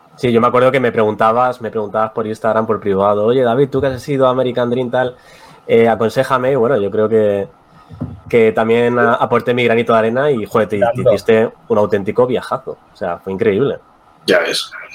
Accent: Spain; también somos españoles

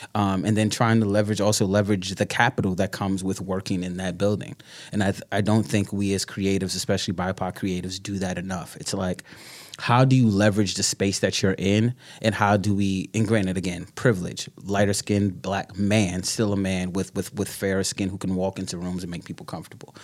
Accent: New York City, New York, United States; also born or lived in Brooklyn; born and bred in New Yorker, Bronx, Bronxite to, to, to the death

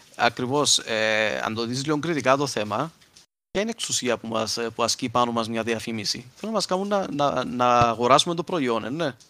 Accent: Cyprus; accent: Cypriot; να μιλούσα Κυπριακά στο σχολείο

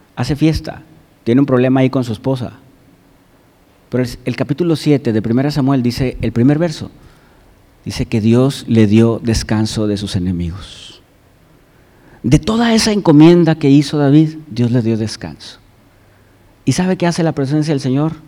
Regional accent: Mexico

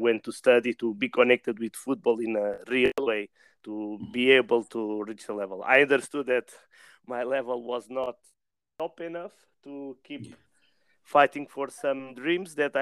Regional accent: Quinta do Conde, Setúbal, Portugal; English is a second language; I grew up in a village near Lisbon, between Lisbon and Setúbal in Portugal, in Quinta do Conde

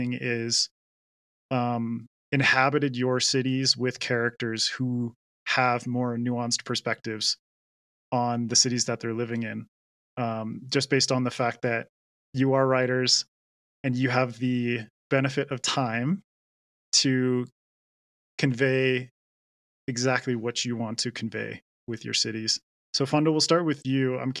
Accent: British Columbia, Canada; I grew up in British Columbia

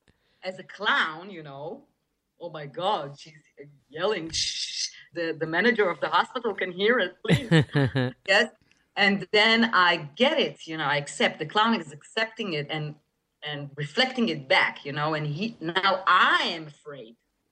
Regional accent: New York, United States; born there; I was born in New York. I was born in...

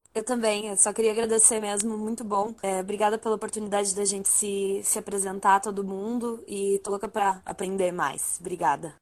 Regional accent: São Lourenço do Sul, Rio Grande do Sul, Brazil; moved away as an adult; also born or lived in Pelotas; now in Porto Alegre, Brazil; eu nasci em São Lourenço do Sul, uma cidade próxima de Pelotas

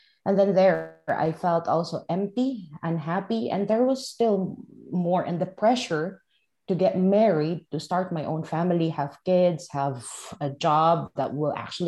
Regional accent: Philippines; I am from the Philippines, and I was born and raised in the Philippines, and I grew up in a village.

